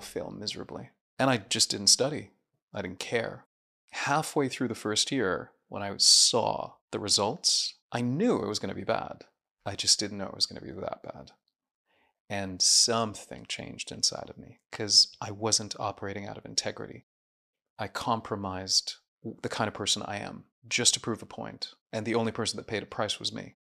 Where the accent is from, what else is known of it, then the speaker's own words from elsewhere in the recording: Jeddah, Makkah Province, Saudi Arabia; also born or lived in Syria; all the way from kindergarten to medical school to working in an addiction hospital for seven years, everything was in Jeddah, Saudi Arabia